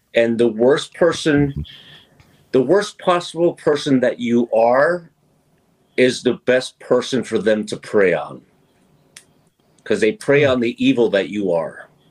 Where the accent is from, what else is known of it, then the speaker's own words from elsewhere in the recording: New York, United States; now in Washington, United States; being from New York and um, growing up in New York